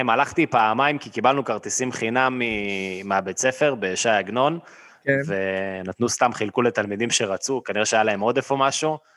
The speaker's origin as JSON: {"language": "Hebrew", "town": "Netanya", "region": "Central District", "country": "Israel", "moved": "as an adult", "said": "עזבתי את נתניה גם לפני כמה שנים."}